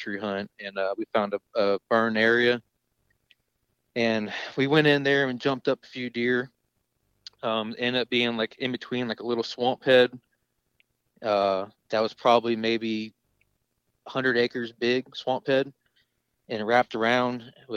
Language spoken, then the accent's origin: English; Jacksonville, Florida, United States; where I'm from the East Coast, Northeast Coast of Florida, Jacksonville